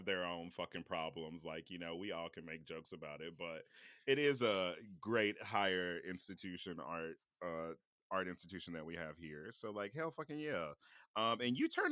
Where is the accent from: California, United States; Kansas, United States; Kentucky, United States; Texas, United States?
Kansas, United States; Kansas City; moved away; I'm a Kansas City kid. I grew up on the Kansas side